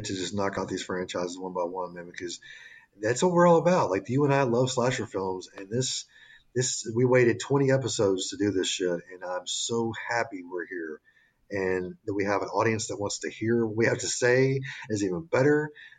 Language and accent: English; the South, United States; I am a product of the South. My accent's not totally there, but everything, all my little sayings just come right out.